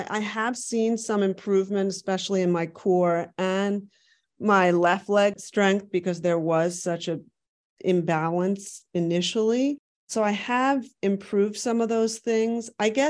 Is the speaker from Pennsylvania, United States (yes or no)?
yes; Philadelphia, Pennsylvania, United States; my hometown of Philadelphia.